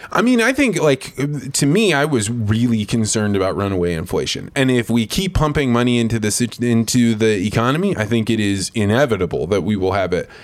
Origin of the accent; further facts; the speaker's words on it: Eureka, Illinois, United States; I was a kid from Eureka, Illinois. I was probably like, I don't know, ten or eleven years old.